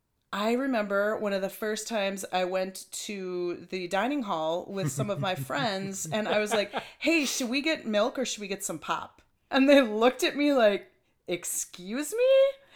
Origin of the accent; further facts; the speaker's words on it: Minnesota, United States; Yet people in Wisconsin seem to know I'm from Minnesota, and I'm not wearing Vikings gear or anything, but they can tell that I'm from Minnesota, even across the river in Wisconsin.